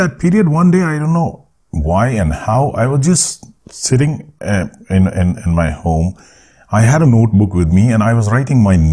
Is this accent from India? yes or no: yes; India; born or raised there